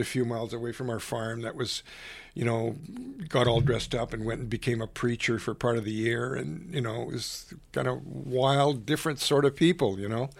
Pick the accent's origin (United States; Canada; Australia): Canada; I grew up in a little island of French Canadians